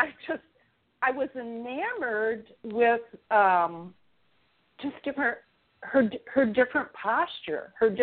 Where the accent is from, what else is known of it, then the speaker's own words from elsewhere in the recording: central Illinois, United States; moved away; I grew up in a very small town in central Illinois. It was very homogenous, very small bubble. I had no friends of color. I had one Jewish girlfriend growing up.